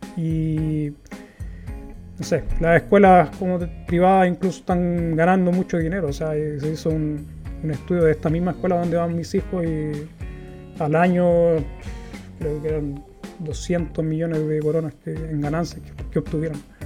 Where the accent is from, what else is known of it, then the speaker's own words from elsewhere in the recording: Chile; moved away as an adult; now in Gothenburg, Sweden; en mi país, que es lo que yo conozco